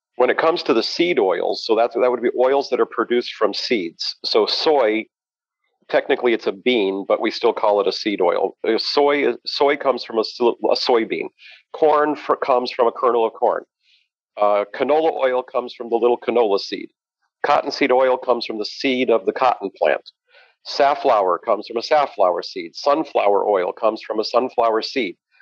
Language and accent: English; Denver, Colorado, United States; moved away as an adult; now in Chicago, United States; I grew up in Denver, Colorado